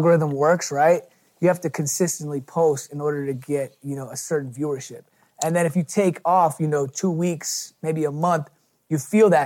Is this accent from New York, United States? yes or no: yes; New York City, New York, United States; moved away as an adult; also born or lived in Long Island / Texas; now in Los Angeles, United States; Born and raised